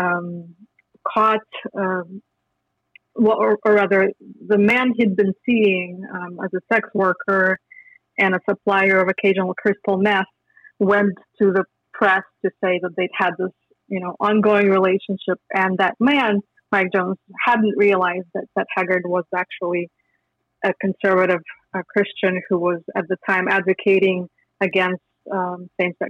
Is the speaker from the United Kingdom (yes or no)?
no; Minsk, Belarus; moved away as an adult; also born or lived in Lithuania; I grew up in Minsk, Belarus